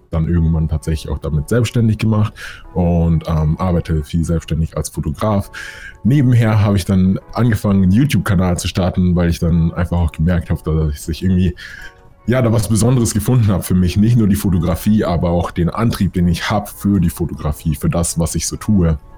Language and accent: German; Munich, Bavaria, Germany; weil hier in Deutschland war es immer so oder hier in München, wo ich herkomme, die Leute haben immer diesen geraden Weg im Kopf